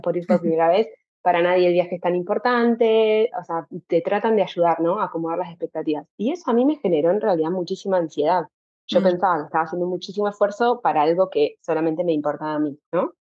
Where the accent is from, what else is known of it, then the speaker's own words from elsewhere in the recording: Santa Fe, Argentina; moved away as an adult; now in Amsterdam, Netherlands; yo soy, ni siquiera soy de Santa Fe Capital, ni estoy cerca de Rosario